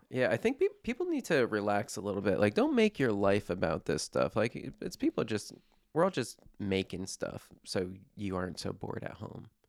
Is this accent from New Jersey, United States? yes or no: yes; New Jersey, United States; I'm from New Jersey